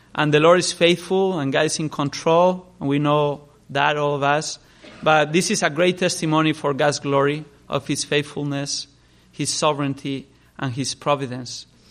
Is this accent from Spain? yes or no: yes; Spain; I grew up in Spain, I was born there, grew up there